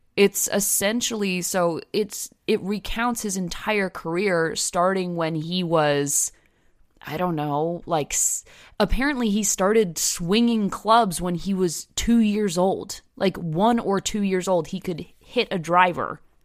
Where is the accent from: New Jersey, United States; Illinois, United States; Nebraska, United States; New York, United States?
New Jersey, United States; Growing up in New Jersey